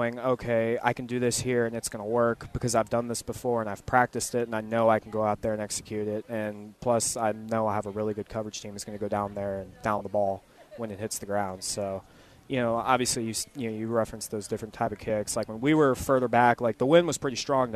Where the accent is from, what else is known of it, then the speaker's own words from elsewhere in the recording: Texas, United States; moved away; I grew up in Texas, and it's pretty windy out there